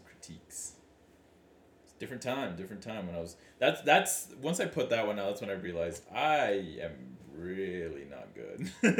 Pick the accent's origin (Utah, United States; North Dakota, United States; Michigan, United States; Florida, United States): Utah, United States; In Utah. We're from Utah.